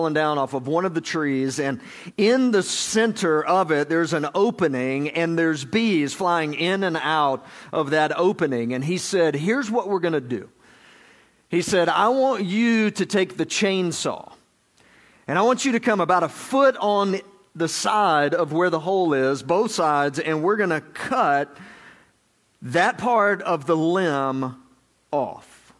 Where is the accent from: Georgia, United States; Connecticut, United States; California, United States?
Georgia, United States; I'm from Georgia